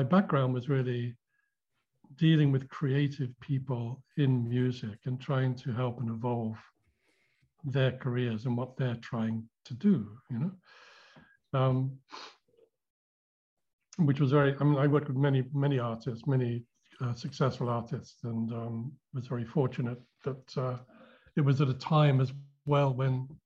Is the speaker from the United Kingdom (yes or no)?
yes; London, United Kingdom; I was born in London